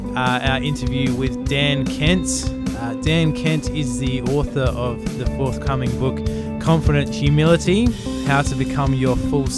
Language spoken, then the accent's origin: English; Australia; Yeah, I'm the Aussie one.